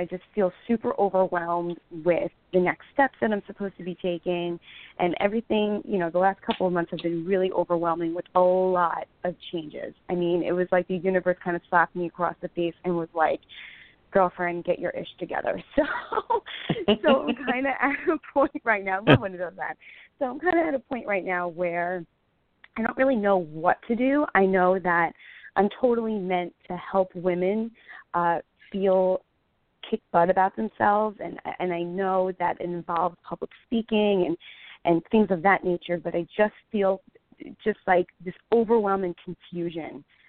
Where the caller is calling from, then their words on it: New York, United States; New York.